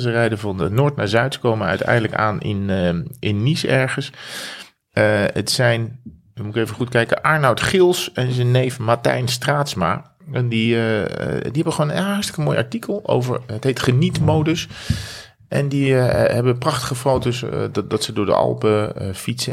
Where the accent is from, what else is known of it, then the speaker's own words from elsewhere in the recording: Breda, North Brabant, Netherlands; uiteindelijk naar Breda, waar ik geboren